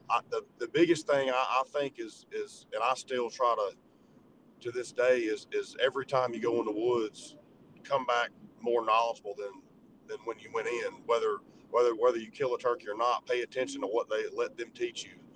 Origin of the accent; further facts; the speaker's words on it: Georgia, United States; growing up in Georgia and, and in the South